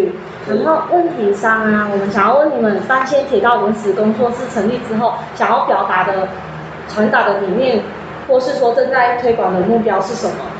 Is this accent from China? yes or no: no; Changhua County, Taiwan; 土生土长是在我在彰化的